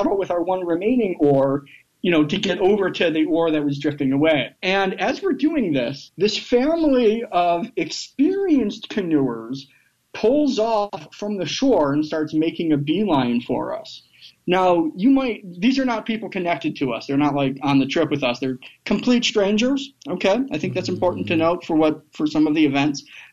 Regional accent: Michigan, United States; now in Alabama, United States; That's my home state

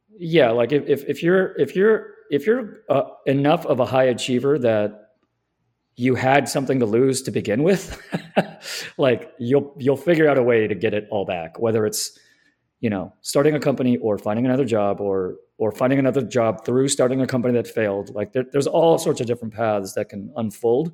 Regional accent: Southern California, United States; I'm from SoCal

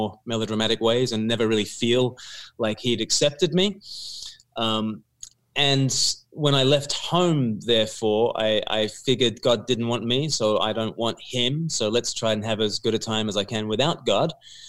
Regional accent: Australia; I grew up in Australia, and it was a church going home

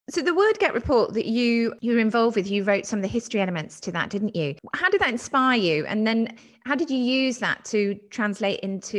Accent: Dorset, South West England, United Kingdom; I grew up in Dorset

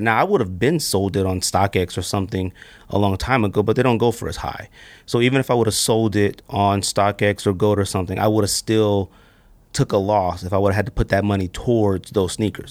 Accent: California, United States; I'm from California

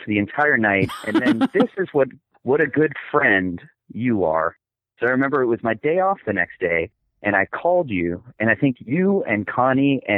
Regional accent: Miami, Florida, United States; now in Tallahassee, United States; I grew up in Miami

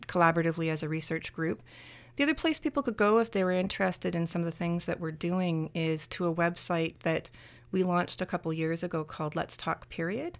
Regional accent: Canada; I'm Canadian

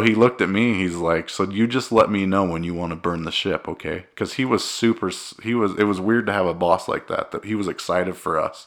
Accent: Cedar City, Utah, United States; I'm from Cedar City. Cedar City, Utah, Cedar High.

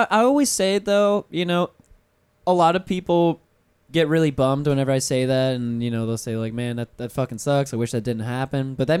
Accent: Pensacola, Florida, United States; moved away; I'm from North Florida, so originally

